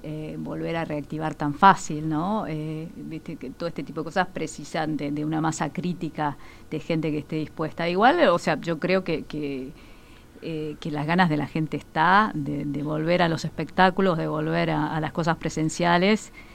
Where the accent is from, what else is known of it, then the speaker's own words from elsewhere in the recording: Uruguay; como uruguayos